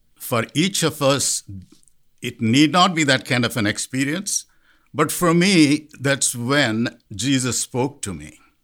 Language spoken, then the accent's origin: English; India; moved away as an adult; now in Columbia Heights, United States; Growing up in India